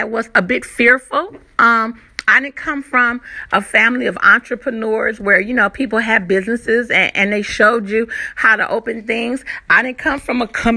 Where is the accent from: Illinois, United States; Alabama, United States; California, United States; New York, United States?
California, United States; moved away as an adult; also born or lived in Virginia Beach, Virginia / Moyock, North Carolina; now in North Carolina, United States; originally I am from California, and we came out to Virginia Beach, and now we're here in North Carolina